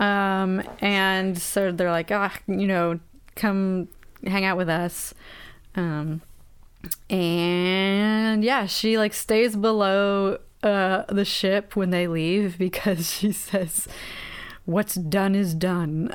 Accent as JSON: {"language": "English", "country": "United States", "said": "we are deeply American"}